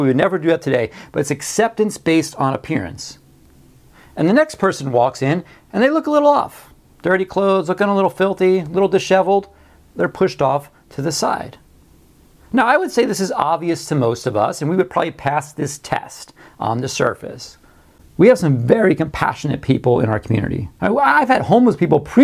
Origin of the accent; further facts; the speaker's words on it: Beach Haven, New Jersey, United States; our schoolyard, where I grew up in Beach Haven, New Jersey